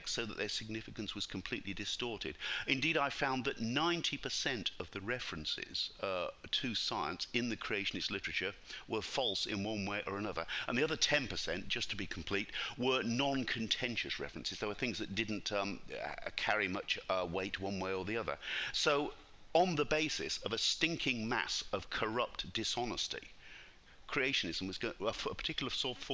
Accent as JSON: {"language": "English", "country": "United Kingdom", "tie": "born or raised there", "accent": "British", "moved": "as an adult", "lives_now": "Brisbane, Australia", "said": "I'm British by birth, as my accent shows. I came out to Australia when I was 29 years old."}